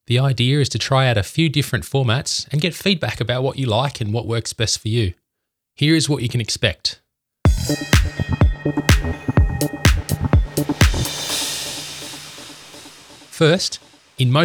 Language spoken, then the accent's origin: English; Canberra, Australian Capital Territory, Australia; I'm from Canberra, the capital of Australia.